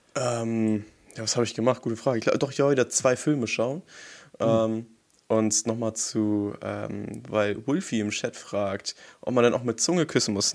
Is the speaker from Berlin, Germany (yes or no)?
no; Hamburg, Germany; als Hamburger Jung